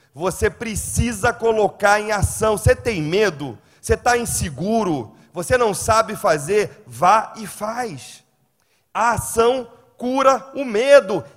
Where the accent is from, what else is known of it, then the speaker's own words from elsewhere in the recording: Rio de Janeiro, Brazil; moved away; Eu sou carioca